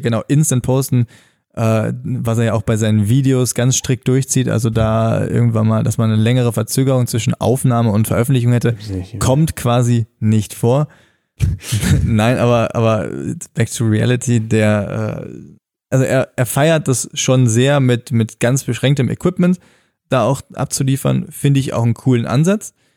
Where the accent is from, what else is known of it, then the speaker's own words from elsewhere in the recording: North Rhine-Westphalia, Germany; bei uns am Niederrhein in meiner Heimat